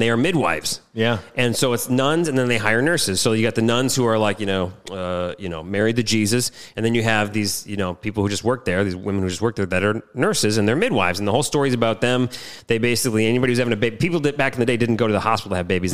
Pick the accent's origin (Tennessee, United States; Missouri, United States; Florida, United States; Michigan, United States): Michigan, United States; I grew up in Michigan, which is no coast affiliate